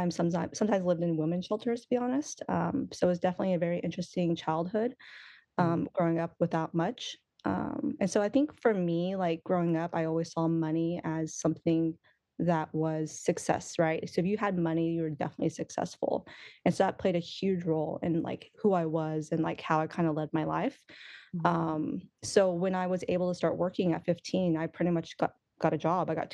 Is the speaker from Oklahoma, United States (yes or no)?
yes; Oklahoma, United States; also born or lived in Los Angeles, United States; now in Washington, United States; I grew up in Oklahoma, actually. So I grew up in Oklahoma, loving country music